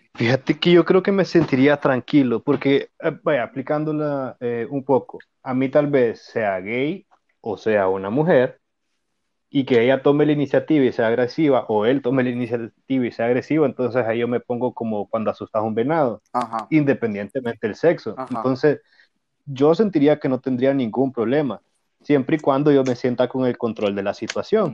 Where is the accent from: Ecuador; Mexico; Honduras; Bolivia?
Honduras